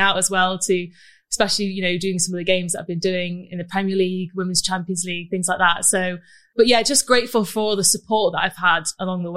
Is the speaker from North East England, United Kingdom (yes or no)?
no; Manchester, North West England, United Kingdom; Manchester is just my home